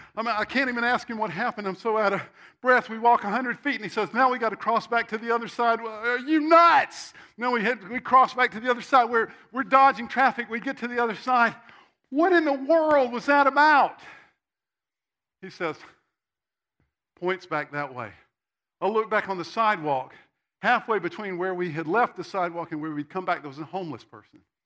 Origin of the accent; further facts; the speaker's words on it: Spartanburg, South Carolina, United States; I grew up in Spartanburg, South Carolina, which is about this big.